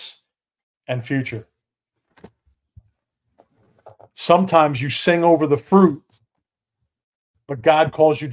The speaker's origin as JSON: {"language": "English", "region": "New York", "country": "United States", "tie": "born or raised there", "moved": "as an adult", "lives_now": "McKinney, United States", "said": "Had to get out of New York. Had to get out of my hometown"}